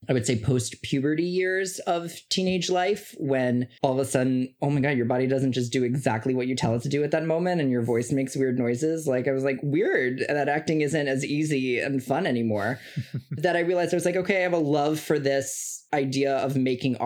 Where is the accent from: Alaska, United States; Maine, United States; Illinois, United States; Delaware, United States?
Illinois, United States; Chicago; I grew up in the Midwest in Chicago with Mitch and Melody.